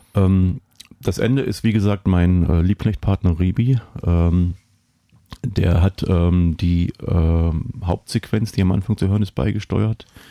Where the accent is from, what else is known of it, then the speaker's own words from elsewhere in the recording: East Germany, Germany; ich bin im Osten aufgewachsen